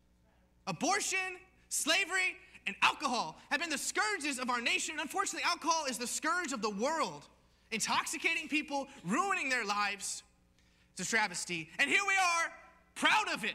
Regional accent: United States; being an American

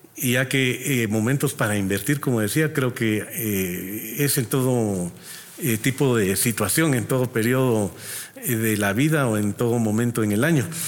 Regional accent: Guatemala; nuestra población, nuestra gente es trabajadora

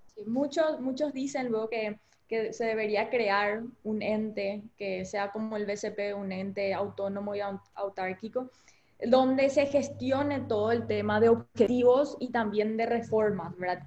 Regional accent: Paraguay; como paraguayos

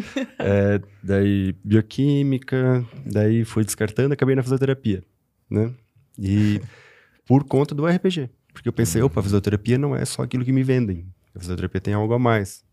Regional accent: Rio do Sul, Santa Catarina, Brazil; also born or lived in Itaiópolis (birthplace, garbled); Mas sou daqui de Rio do Sul, estudei sempre aqui

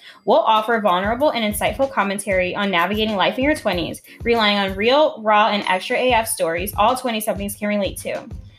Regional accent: New Orleans, Louisiana, United States; I am born and raised in New Orleans. I mean, I'm a Navy brat, so I did move around quite a bit

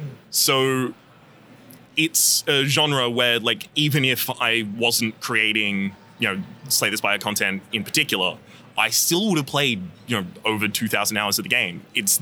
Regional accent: Australia; accent: Australian; You can hear in a lot of the earlier episodes, my Australian accent is much more present

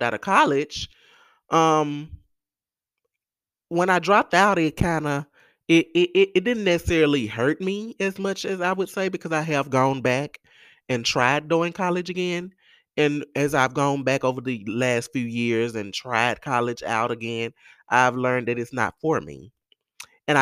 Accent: Mississippi Delta, United States; in the Mississippi Delta, in the South, who grew up like me

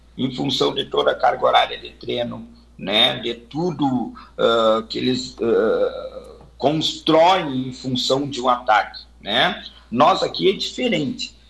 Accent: Santana do Livramento, Rio Grande do Sul, Brazil; also born or lived in Santa Maria; não, não sou natural de Santa Maria, sou natural de Santana do Livramento

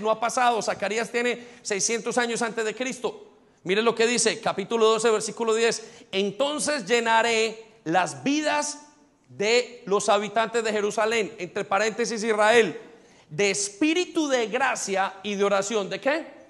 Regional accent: Colombia; moved away as an adult; now in London, United Kingdom; yo conozco mi pueblito y yo conozco el pueblo de muchos de nosotros y sé de dónde, sé de quiénes somos los colombianos

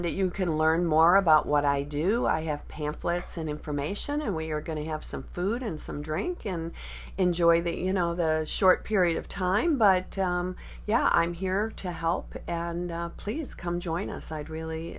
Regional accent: Chicago, Illinois, United States; moved away as an adult; now in Fountain Hills, United States; I'm from Chicago

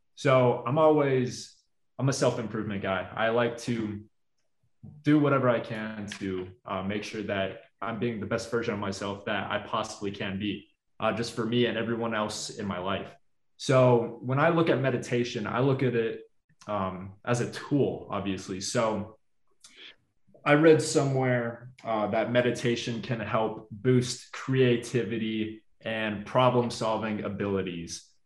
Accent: Orlando, Florida, United States; I grew up in Orlando, Florida. I uh, lived there for like 20 plus years.

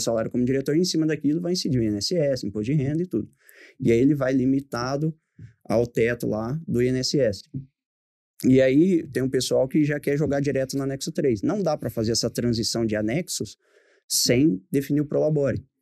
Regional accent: Pontal, São Paulo, Brazil; moved away as an adult; also born or lived in Ribeirão Preto; eu sou natural de Pontal em 2008 eu fui para Ribeirão

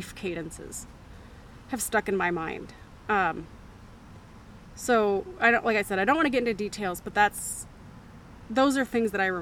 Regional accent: Memphis, Tennessee, United States; I grew up in Memphis

